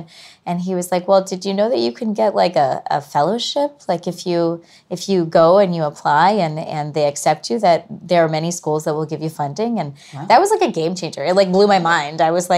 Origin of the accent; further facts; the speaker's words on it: Los Angeles, California, United States; grew up in LA, born and raised